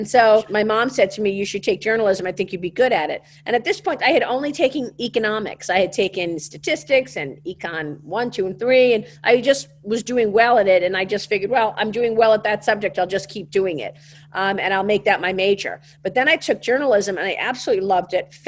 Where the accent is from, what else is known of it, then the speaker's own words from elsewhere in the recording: New York City, New York, United States; accent: Brooklyn; I wanted to leave my Brooklyn accent behind